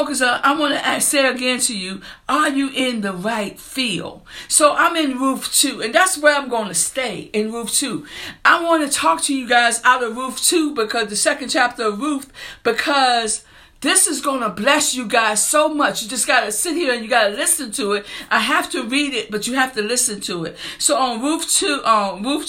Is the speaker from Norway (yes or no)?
no; New Kent County, Virginia, United States; I'm from New Kent County